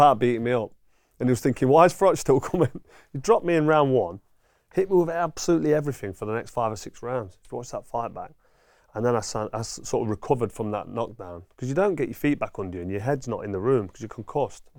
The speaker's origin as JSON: {"language": "English", "town": "Nottingham", "region": "East Midlands", "country": "United Kingdom", "tie": "born or raised there", "said": "I'm born and I'm from Nottingham. My parents are from Nottingham."}